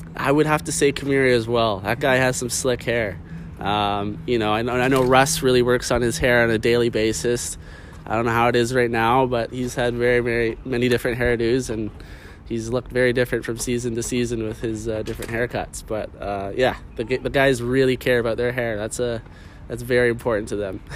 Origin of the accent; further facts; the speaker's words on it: Vancouver, British Columbia, Canada; I'm from Vancouver. This is my home